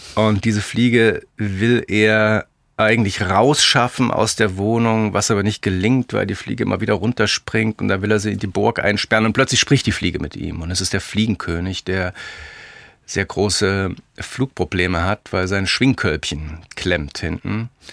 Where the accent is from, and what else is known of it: Leipzig, Saxony, Germany; born or raised there